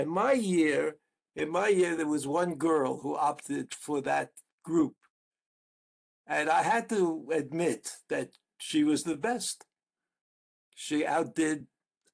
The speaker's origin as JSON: {"language": "English", "region": "New York", "country": "United States", "moved": "as an adult", "lives_now": "Israel", "said": "I came from the Yeshiva Flatbush, which is a co-ed Jewish school."}